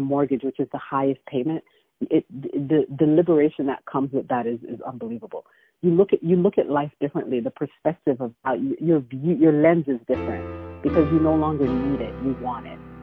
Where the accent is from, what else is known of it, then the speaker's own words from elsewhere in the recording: Toronto, Ontario, Canada; moved away as an adult; now in Atlanta, United States; I'm originally from Canada, from Toronto